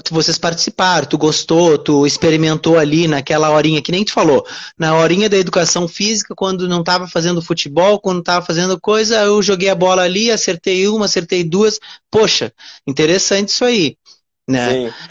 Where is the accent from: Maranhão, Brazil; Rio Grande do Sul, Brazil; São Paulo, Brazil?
Rio Grande do Sul, Brazil; Uruguaiana; also born or lived in Porto Alegre; now in Rio de Janeiro, Brazil; eu moro no Rio de Janeiro hoje, né? Mas eu sou ah. gaúcho, ah. eu sou